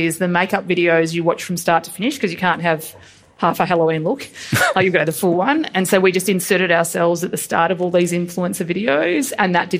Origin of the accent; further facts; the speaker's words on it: Geelong, Victoria, Australia; I'm from Geelong